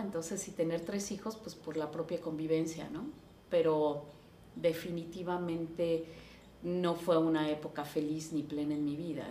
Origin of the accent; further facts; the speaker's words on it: Taxco, Guerrero, Mexico; yo nací en Tasco